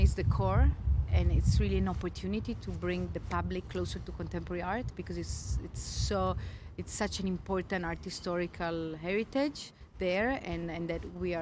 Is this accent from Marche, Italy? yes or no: no; Trieste, Friuli-Venezia Giulia, Italy; also born or lived in United States / London / Berlin / Rome; now in Turin, Italy; I'm from Trieste, but I lived in the States, in London, Berlin, many years